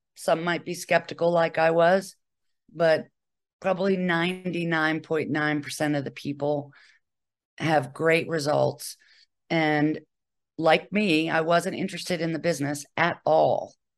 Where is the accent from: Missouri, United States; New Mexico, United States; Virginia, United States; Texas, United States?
Virginia, United States; Charlottesville; moved away as an adult; also born or lived in Bethesda, Maryland; I'm originally from Charlottesville, Virginia